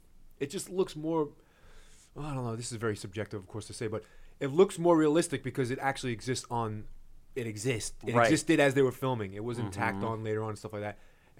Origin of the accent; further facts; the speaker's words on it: Brooklyn, New York, United States; And I'm from Coney Island, Brooklyn.